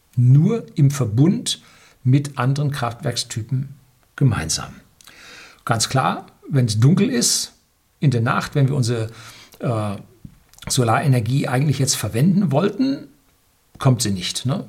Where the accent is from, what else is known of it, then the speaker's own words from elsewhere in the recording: Germany; bei uns in Deutschland